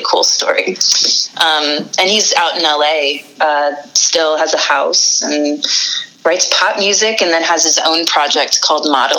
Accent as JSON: {"language": "English", "region": "Northern Virginia", "country": "United States", "tie": "born or raised there", "moved": "yes", "said": "I grew up in Northern Virginia, about 30 minutes outside of Washington, D.C."}